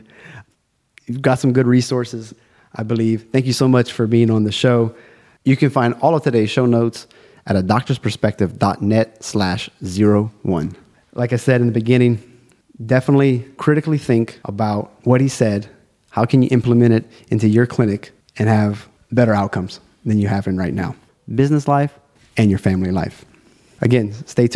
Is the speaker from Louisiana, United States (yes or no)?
yes; South Louisiana, United States; now in China